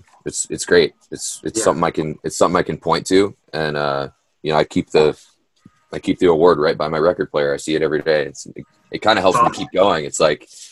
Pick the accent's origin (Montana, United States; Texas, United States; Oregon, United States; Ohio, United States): Oregon, United States; growing up in Oregon